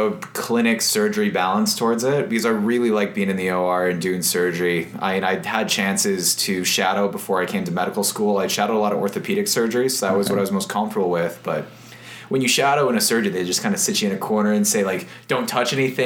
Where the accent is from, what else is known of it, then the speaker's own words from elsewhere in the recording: Gilbert, Arizona, United States; I grew up, I'm from Gilbert, Arizona, so that's the east side of Phoenix